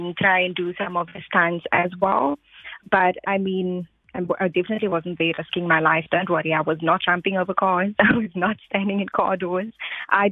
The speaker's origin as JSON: {"language": "English", "town": "Kraaifontein", "region": "Western Cape", "country": "South Africa", "tie": "born or raised there", "said": "I grew up in Kraaifontein"}